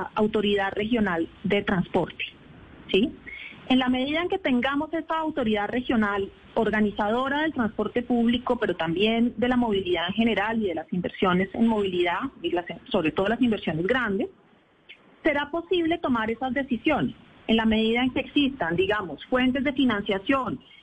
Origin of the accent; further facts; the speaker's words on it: Bogotá, Colombia; como bogotanos